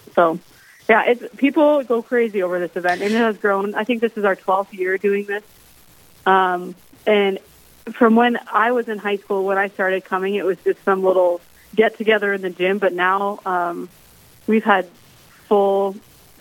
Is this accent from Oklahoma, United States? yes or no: no; Rapid City, South Dakota, United States; I was born and raised in Rapid City.